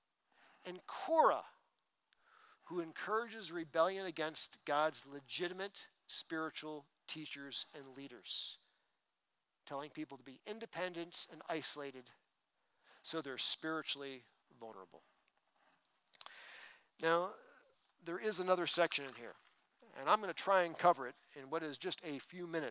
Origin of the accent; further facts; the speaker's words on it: East Coast, United States; moved away; I grew up on the East Coast